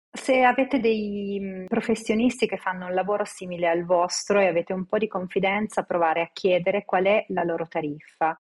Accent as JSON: {"language": "Italian", "town": "Città di Castello", "region": "Umbria", "country": "Italy", "tie": "born or raised there", "said": "Io sono nata in Umbria, quella che chiamo la mia profonda Louisiana, a Città di Castello"}